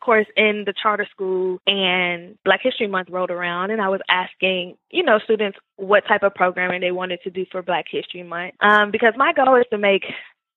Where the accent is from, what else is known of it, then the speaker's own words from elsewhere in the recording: Memphis, Tennessee, United States; also born or lived in Murfreesboro, Tennessee; now in Nashville, United States; I grew up in Memphis, Tennessee